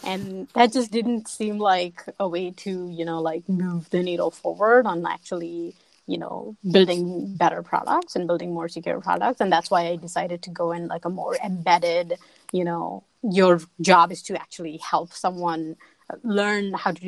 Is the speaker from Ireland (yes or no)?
no; India; moved away as an adult; now in Pittsburgh, United States; that's kind of how I moved to here from India and didn't really like look back since then